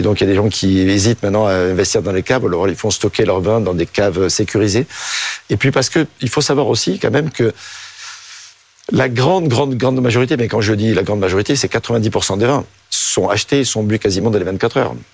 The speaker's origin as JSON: {"language": "French", "region": "Provence-Alpes-Côte d'Azur", "country": "France", "tie": "born or raised there", "also_born_or_lived": "Marseille / Rhône / Alps", "said": "je suis né à Marseille, j'ai grandi en Provence et dans le Rhône et dans les Alpes."}